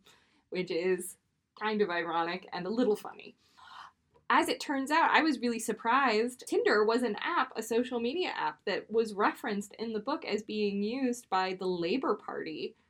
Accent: Maine, United States; now in New York City, United States; I am from Maine and more recently from New York City. And I take the Red Line every day.

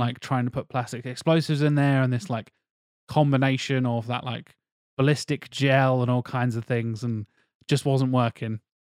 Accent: Norfolk, East of England, United Kingdom; growing up in Norfolk, there's a lot of farmers and hunters

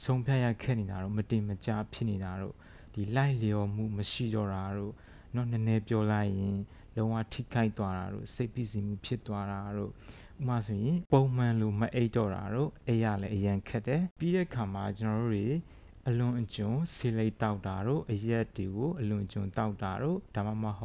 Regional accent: Myanmar

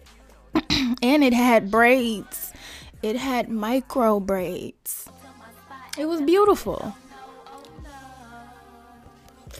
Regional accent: Los Angeles, California, United States; moved away as an adult; also born or lived in Arizona / Las Vegas; I grew up in South Central

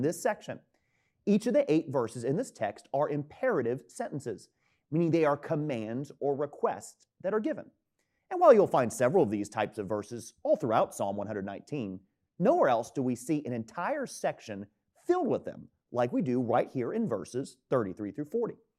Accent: Tampa, Florida, United States; moved away as an adult; now in Easton, United States; my hometown of Tampa, Florida

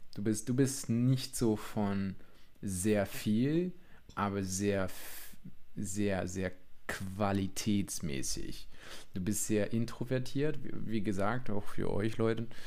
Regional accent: Vianen, Utrecht, Netherlands; German is a second language; moved away as an adult; now in Friedrichsdorf, Germany; ich bin eigentlich Holländer, mhm. ein richtiger Holländer aus Südholland. Ähm, Damals gehörte Vianen zu Südholland, aber gut, das Utrecht-Bereich

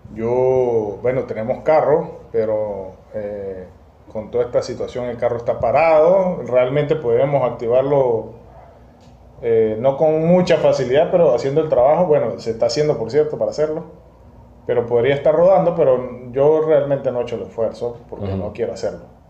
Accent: Mérida, Venezuela; now in Margarita Island, Venezuela; en Mérida, donde está mi familia, yo soy de Mérida.

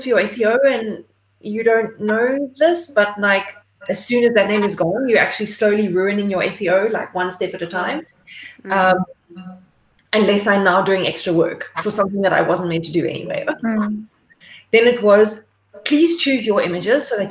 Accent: Port Elizabeth, Eastern Cape, South Africa; moved away as an adult; PE is my hometown

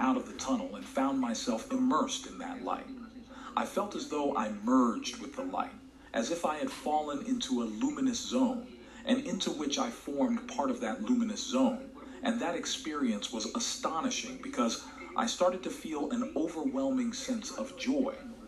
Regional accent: Vigo, Galicia, Spain; moved away; also born or lived in Las Palmas de Gran Canaria, Canary Islands; I used to live in Canary Islands and work there because I am from Vigo. I'm Galician.

